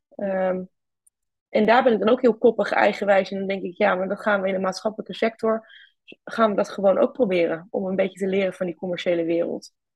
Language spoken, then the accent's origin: Dutch; Twente, Overijssel, Netherlands; moved away as an adult; now in Groningen, Netherlands; ik ben oorspronkelijk kom ik uit Twente